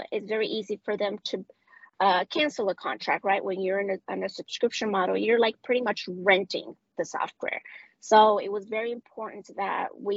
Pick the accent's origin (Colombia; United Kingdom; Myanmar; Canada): Colombia; Medellín, Antioquia; first language Spanish; English is a second language; moved away as an adult; now in United States; I am from Medellin, Colombia, Medellin specifically